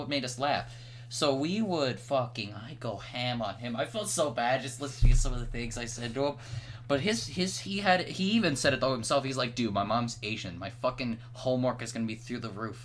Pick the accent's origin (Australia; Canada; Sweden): Canada; I'm Canadian